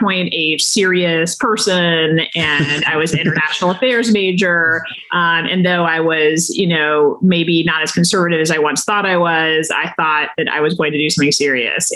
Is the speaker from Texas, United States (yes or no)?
yes; Texas, United States; moved away as an adult; also born or lived in Washington, D.C.; I was coming from Texas